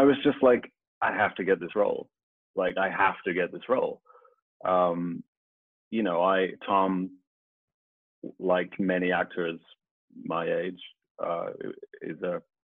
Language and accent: English; Birmingham, West Midlands, United Kingdom; I'm actually from Birmingham